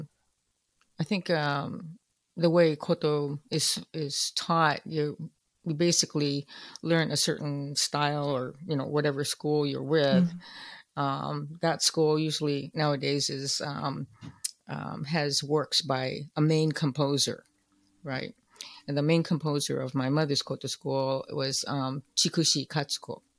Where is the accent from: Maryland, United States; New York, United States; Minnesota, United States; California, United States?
California, United States; Oakland; I'm growing up in Oakland, California